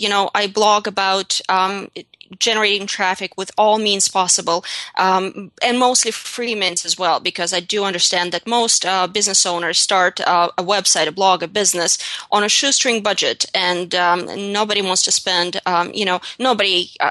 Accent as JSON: {"language": "English", "country": "Russia", "tie": "born or raised there", "second_language": "English", "moved": "as an adult", "lives_now": "United States", "said": "English is not my first language either. I'm from Russia. I was born and raised in Russia. I came to the United States at the ripe age of 21."}